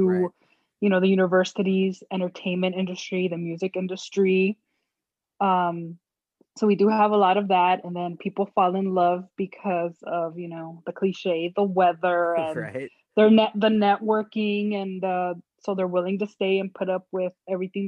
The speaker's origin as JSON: {"language": "English", "town": "Los Angeles", "region": "California", "country": "United States", "tie": "born or raised there", "said": "born and raised in Los Angeles, been here all my life"}